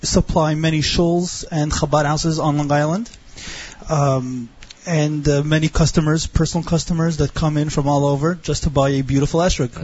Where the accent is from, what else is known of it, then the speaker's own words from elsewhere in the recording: Jerusalem, Jerusalem District, Israel; now in Massapequa, United States; I was born in Yerushalayim